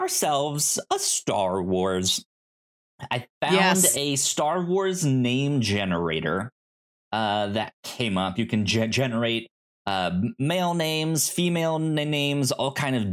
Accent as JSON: {"language": "English", "region": "the South", "country": "United States", "said": "I'm from the South"}